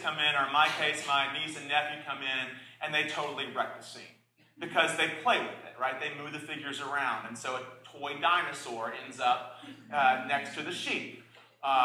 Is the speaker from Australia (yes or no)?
no; the South, United States; I was raised in the South